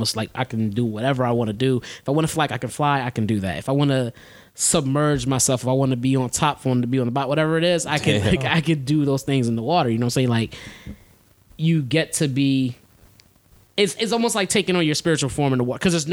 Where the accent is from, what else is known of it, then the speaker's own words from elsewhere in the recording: Philadelphia, Pennsylvania, United States; I'm from Philadelphia. That's where I'm from. From Philly. Born and raised.